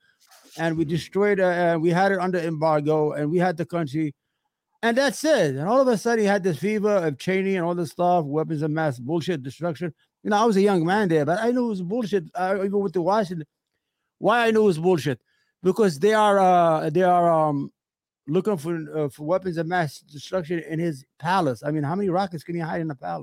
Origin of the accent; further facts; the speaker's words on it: Yemen; also born or lived in Iraq; now in United States; I'm from Yemen